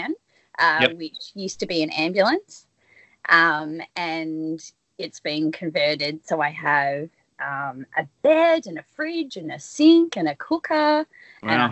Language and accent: English; country Victoria, Australia; moved away as an adult; I grew up in country Victoria